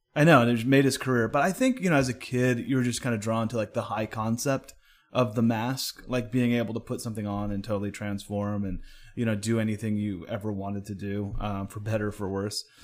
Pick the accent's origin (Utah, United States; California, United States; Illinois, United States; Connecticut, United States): California, United States; Oakland; moved away; originally born and raised in Oakland